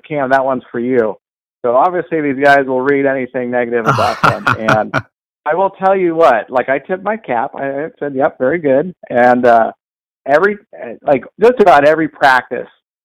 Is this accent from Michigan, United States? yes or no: no; Cupertino, California, United States; also born or lived in San Luis Obispo, California / Pismo Beach, California / Pleasanton, California; when I was 16 years old, growing up in Cupertino